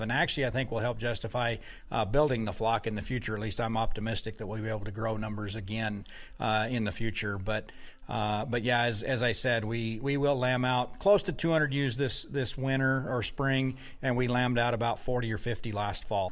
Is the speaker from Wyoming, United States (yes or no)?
yes; Wyoming, United States; moved away as an adult; now in Wisconsin, United States; I grew up in Wyoming where the sheep industry was was large